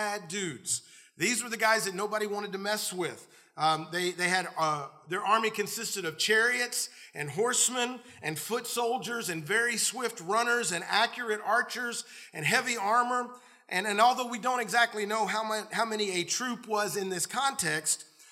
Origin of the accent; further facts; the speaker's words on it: the South, United States; I grew up in the South